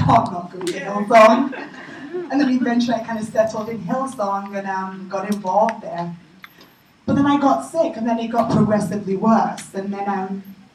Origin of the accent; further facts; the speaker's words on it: England, United Kingdom; moved away as an adult; also born or lived in Nigeria / New York; now in United States; I was raised in England, raised in the UK